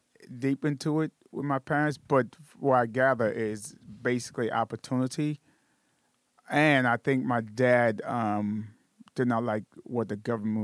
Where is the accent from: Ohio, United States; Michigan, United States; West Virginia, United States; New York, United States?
New York, United States; New York City; I'm from Brooklyn, New York. You step out the house, you're in New York. You step in the house, you're in Haiti.